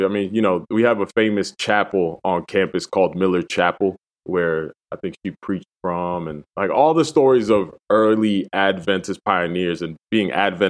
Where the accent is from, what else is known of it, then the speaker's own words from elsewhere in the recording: Dominican Republic; also born or lived in Puerto Rico; Yeah, I was born in the Dominican Republic, and I spent my first couple of years in between Dominican Republic and Puerto Rico.